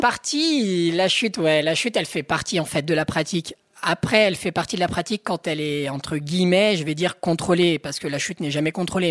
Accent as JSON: {"language": "French", "area": "Haute-Savoie", "region": "Auvergne-Rhône-Alpes", "country": "France", "said": "Je suis de Haute-Savoie"}